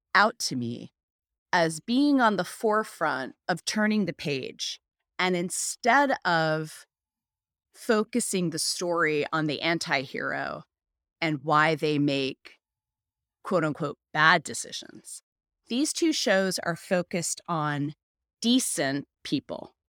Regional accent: United States; as an American

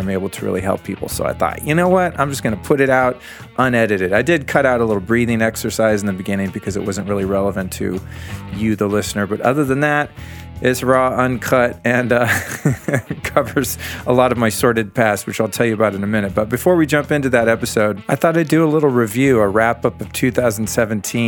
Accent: Aspen, Colorado, United States; also born or lived in Denver, Colorado; my hometown of Aspen, Colorado

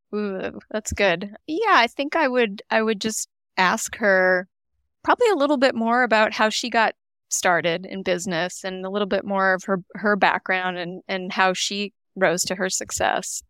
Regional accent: Canada; moved away as an adult; now in United States; I grew up in Canada. I'm Canadian

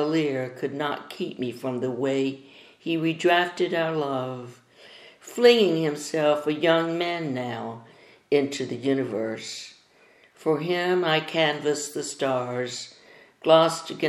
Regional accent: Durham, North Carolina, United States; now in Winston-Salem, United States; I'm from Durham. I grew up in Durham with my parents.

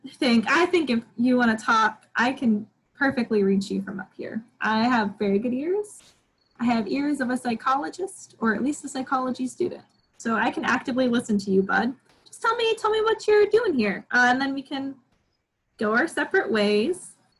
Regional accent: New York, United States; I'm from New York.

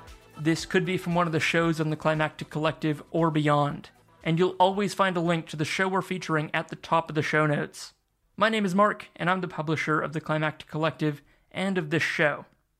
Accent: Waihi, Waikato, New Zealand; who operate the Martha Mine in my hometown of Waihee, Aotearoa, New Zealand

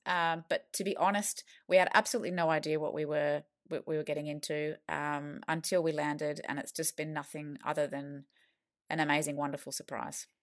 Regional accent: Australia; moved away as an adult; now in London, United Kingdom; we are from Australia and we, uh, posted over here with the Aussie government

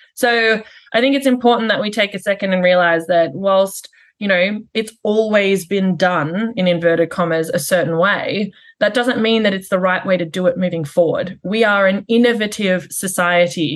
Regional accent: Australia; also born or lived in United Kingdom; now in Canada; I'm Australian

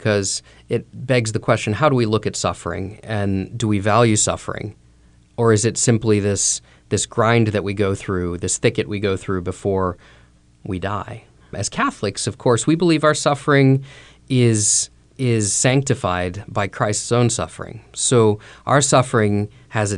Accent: Toledo, Ohio, United States; moved away; when I was growing up in Toledo, Ohio

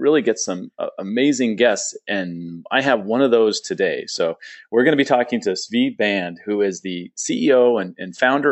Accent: San Diego, California, United States; moved away; San Diego, which is my hometown. I was there for quite a while, 40 years.

